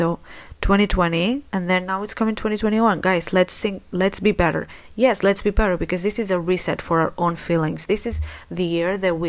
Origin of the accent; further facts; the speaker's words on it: Spain; I live in Spain. I was born in Spain, so I consider myself Spanish, but my parents are Moroccan